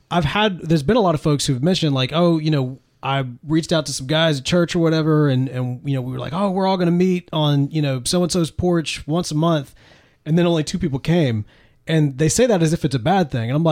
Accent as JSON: {"language": "English", "region": "Mississippi", "country": "United States", "said": "See, this is why I'm a Mississippian living in Texas."}